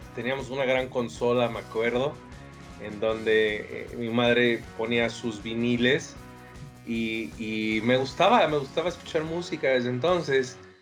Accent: Villahermosa, Tabasco, Mexico; Villahermosa, Tabasco, que es de donde yo soy

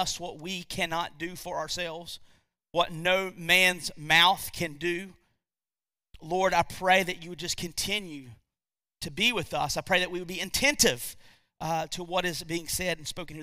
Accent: United States; as Americans, and I would say specifically as American believers

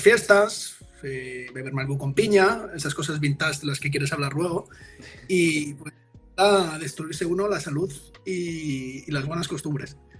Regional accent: Madrid, Community of Madrid, Spain; moved away; Yo soy del barrio del Pilar, ¿no? Del. Al norte, los que conozcáis Madrid

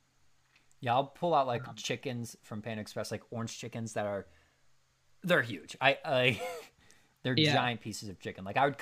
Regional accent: San José, Guanacaste, Costa Rica; Yeah, I'm from San Jose. Oh, the capital? No, the other one.

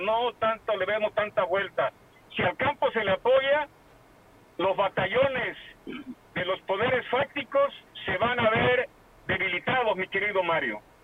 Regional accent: Costa, Guerrero, Mexico; como, buen costeño

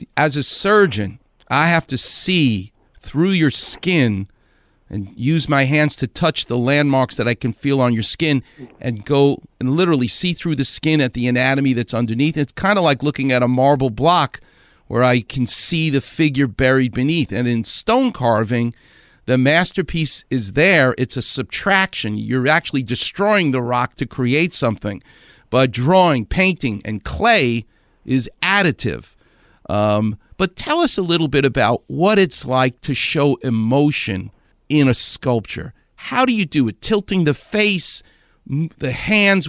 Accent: New York City, New York, United States; I'm from Far Rockaway.

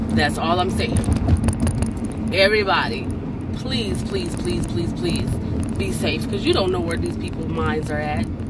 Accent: United States; I'm American.

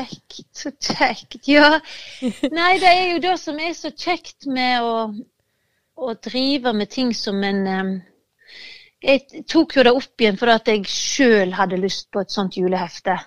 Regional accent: Hardanger, Vestland, Norway; now in Denmark; gården der jeg kommer fra i Hardanger

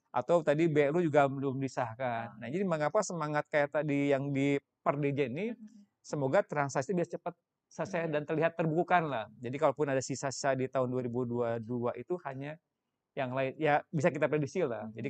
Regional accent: Sukabumi, West Java, Indonesia; born there; Itu itu sama tadi kan saya lahirnya dengan saya di Sukabumi.

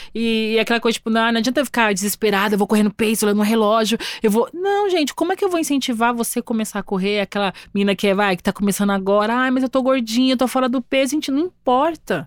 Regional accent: São Paulo, Brazil; Eu sou paulista, nascida e criada em São Paulo

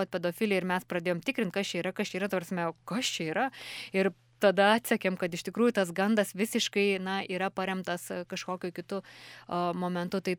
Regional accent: Lithuania; kaip mes lietuviai apsibrėžėme savo na, tą lytinę tapatybę

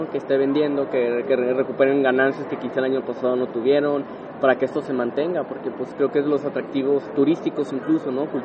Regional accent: Guadalajara, Jalisco, Mexico; justamente nací en Guadalajara hace 31 años. Aquí he vivido toda mi vida afortunadamente y contento y orgulloso

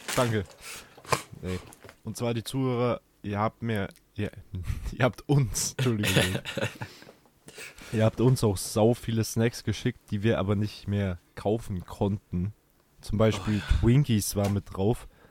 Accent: Bavaria, Germany; bei uns in Bayern

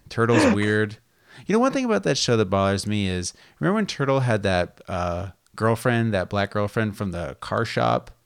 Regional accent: Las Vegas, Nevada, United States; now in California, United States; growing up in Las Vegas

